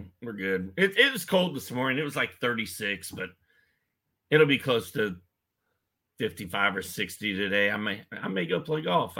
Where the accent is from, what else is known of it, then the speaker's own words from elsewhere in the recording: Indianapolis, Indiana, United States; I'm from Indianapolis, so I'm sort of always been a Pacer fan, yeah.